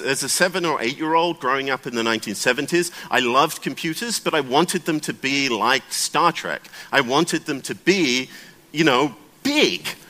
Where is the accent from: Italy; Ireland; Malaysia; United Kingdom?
United Kingdom; now in United States; I'm British, um, and I'm actually based in the United States.